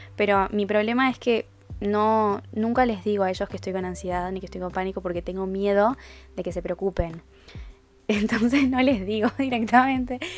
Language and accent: Spanish; Uruguay; Yo no soy argentina, soy uruguaya